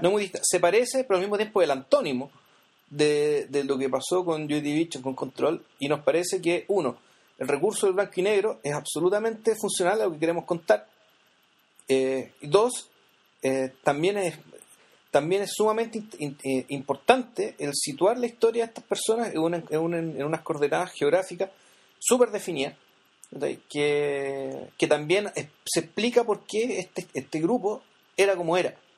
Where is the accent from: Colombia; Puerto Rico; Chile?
Chile; San Miguel, Santiago Metropolitan Region; yo soy de San Miguel, yo en esa época yo vivía en San Miguel